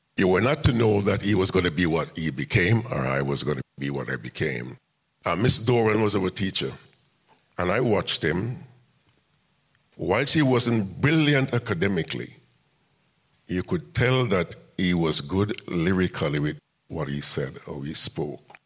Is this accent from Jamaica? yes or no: yes; Kingston, Jamaica; now in Birmingham, United Kingdom; I was born in Kingston, Jamaica.